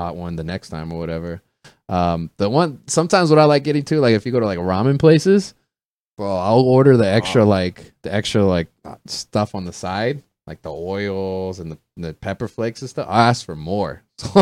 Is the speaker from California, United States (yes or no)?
yes; Stockton, California, United States; now in Los Angeles, United States; I grew up in Stockton, up in Northern California